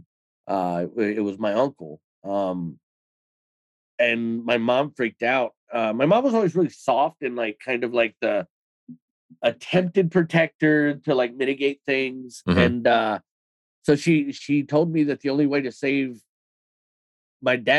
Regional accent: Cleveland, Ohio, United States; I was born in 1983 in Cleveland, Ohio

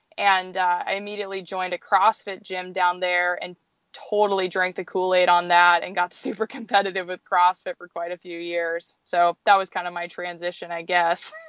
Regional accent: Anchorage, Alaska, United States; near Anchorage. So this place where we live now

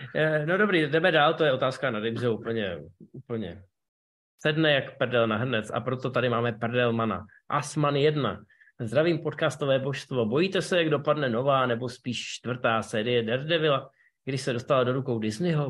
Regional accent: Ústí nad Labem, Ústí nad Labem Region, Czechia; v Ústí nad Labem, mém rodném městě

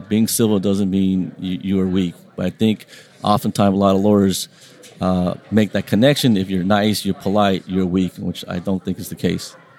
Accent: Long Beach, California, United States; first language Vietnamese; English is a second language; I grew up in Long Beach, uh, small little city of 500,000 people

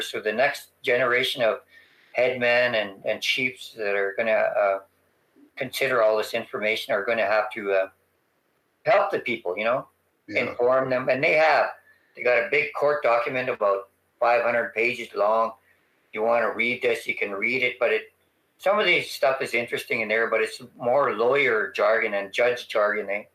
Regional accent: Treaty 4 territory, Saskatchewan, Canada; I'm from the Treaty 4 territory, it means I'm, a, a, I'm from a very vast territory

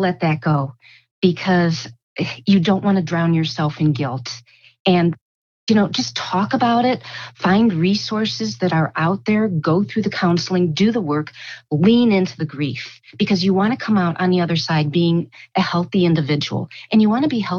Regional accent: United States

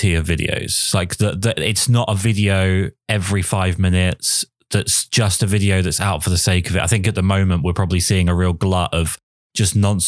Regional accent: England, United Kingdom; I'm obviously English

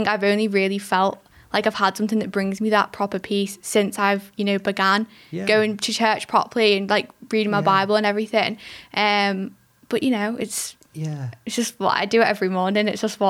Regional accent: Liverpool, North West England, United Kingdom; born there; now in Windermere, United Kingdom; No, I was born in Liverpool.

